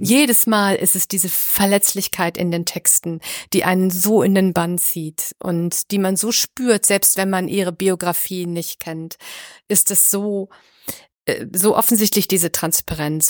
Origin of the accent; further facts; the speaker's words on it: Düsseldorf, North Rhine-Westphalia, Germany; moved away; ich komm aus Düsseldorf. Das ist meine alte, alte Heimat sozusagen, meine alte Gegend